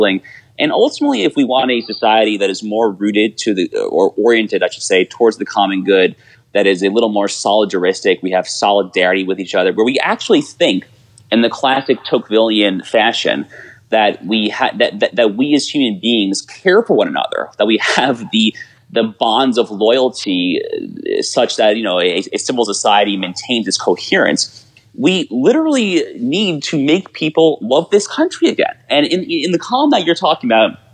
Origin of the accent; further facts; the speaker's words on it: United States; moved away; I haven't lived in the New York area in a while, but I grew up in the New York suburbs